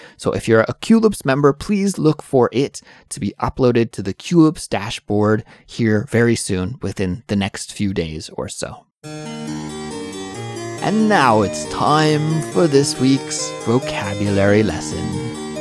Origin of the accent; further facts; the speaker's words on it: Canada; now in South Korea; I'm an English teacher from Canada, but I'm currently living in South Korea